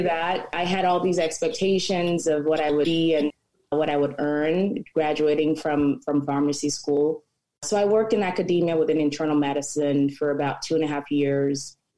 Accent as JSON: {"language": "English", "country": "Cameroon", "moved": "as an adult", "lives_now": "United States", "said": "I am also from Cameroon, been in the US as well about 18 years."}